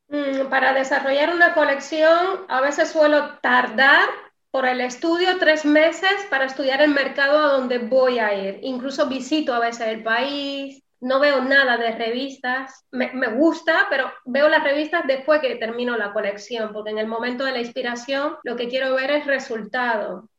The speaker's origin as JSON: {"language": "Spanish", "country": "Cuba", "moved": "yes", "said": "Sí, vengo de Cuba y qué. Sí, soy cubana"}